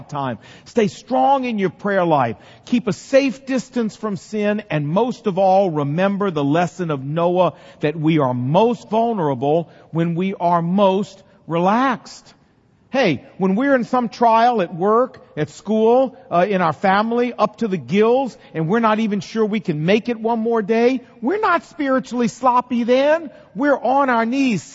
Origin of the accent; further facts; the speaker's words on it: Portsmouth, Virginia, United States; when I was growing up in Portsmouth, Virginia